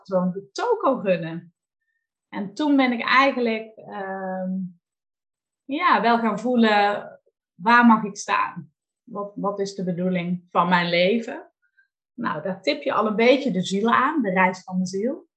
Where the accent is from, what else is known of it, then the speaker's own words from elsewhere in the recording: North Limburg, Netherlands; now in Valkenswaard, Netherlands; Ik ben geboren in Noord-Limburg